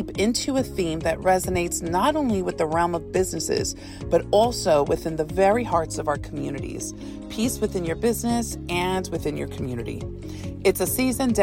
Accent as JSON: {"language": "English", "region": "Texas", "country": "United States", "said": "I'm originally from Texas"}